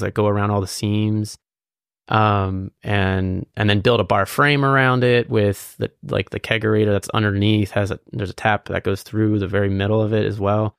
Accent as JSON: {"language": "English", "town": "Lititz", "region": "Pennsylvania", "country": "United States", "tie": "born or raised there", "also_born_or_lived": "Quarryville, Pennsylvania / Lancaster, Pennsylvania", "said": "I was born in Lidit, or Lancaster, but I was raised in, like, Lidit, and then I moved to Quarryville"}